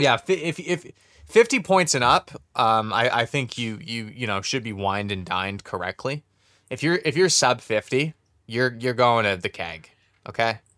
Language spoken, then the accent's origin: English; Canada; I'm Canadian